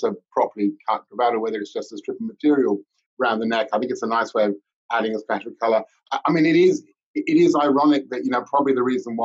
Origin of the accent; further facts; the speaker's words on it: London, United Kingdom; moved away; Back when I was living in London, I was born and brought up in Fulham